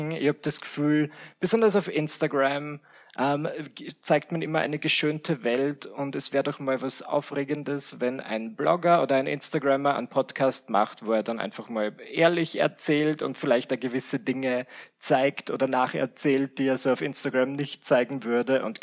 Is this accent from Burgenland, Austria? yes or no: yes; Mühlendorf, Burgenland, Austria; also born or lived in Vienna, Austria; Ich bin geboren in Wien und ich bin aufgewachsen in Mühlendorf im Burgenland. Und im mhm. Alter von 18 Jahren habe ich gesagt, bye-bye. Äh, bin nach Wien gezogen wieder.